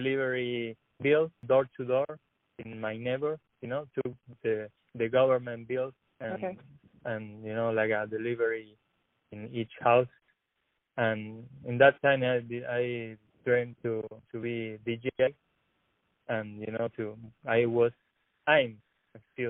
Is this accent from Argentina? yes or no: yes; Argentina; born or raised there; English is a second language; moved away as an adult; also born or lived in La Plata